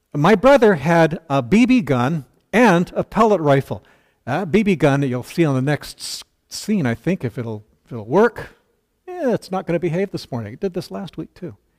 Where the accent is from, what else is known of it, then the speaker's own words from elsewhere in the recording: Burnaby, British Columbia, Canada; I grew up in North Burnaby. Uh, North Burnaby suburb of Vancouver